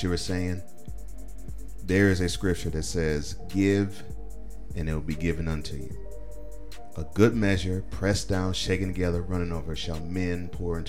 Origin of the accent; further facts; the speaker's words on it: Nashville, Tennessee, United States; I'm from Nashville. I'm in Nashville